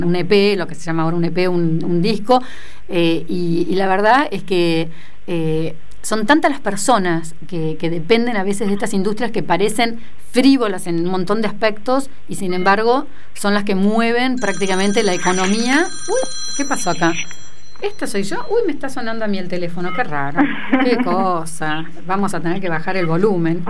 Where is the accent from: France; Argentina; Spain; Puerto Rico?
Argentina